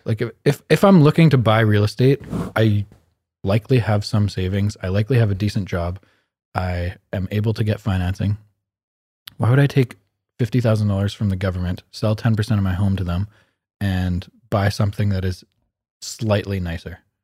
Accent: Canada; We're like Canadian people that were born and raised here that speak English

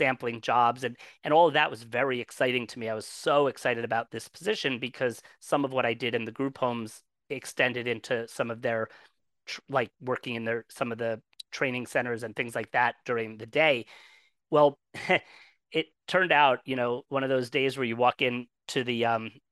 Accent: New Jersey, United States; I'm from New Jersey. I spent most of my life in New Jersey

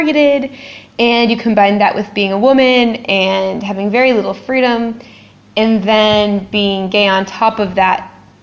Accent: United States; moved away; also born or lived in Cambodia; I'm American and I'm 35.

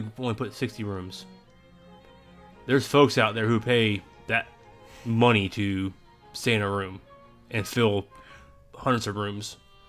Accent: South Carolina, United States; I'm from South Carolina.

